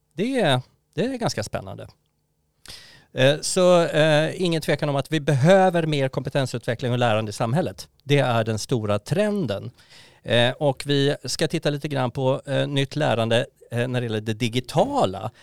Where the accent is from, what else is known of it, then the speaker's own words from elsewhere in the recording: Sweden; vi svenskar